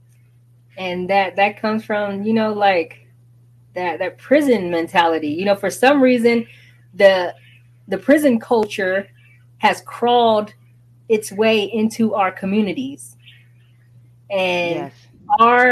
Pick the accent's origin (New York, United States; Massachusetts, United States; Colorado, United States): New York, United States; New York City; I'm from Brooklyn, New York, and you know, right there on Caden Ocean